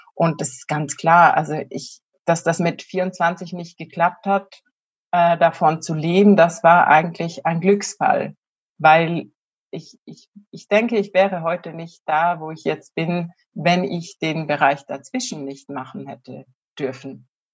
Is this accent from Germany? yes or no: no; Switzerland; moved away; also born or lived in near Zurich, Switzerland; ich komme ursprünglich aus der Bergwelt der Schweiz